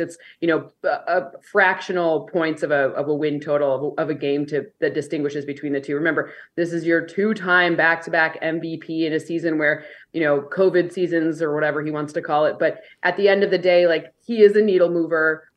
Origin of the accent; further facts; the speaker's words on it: Michigan, United States; I'm from Michigan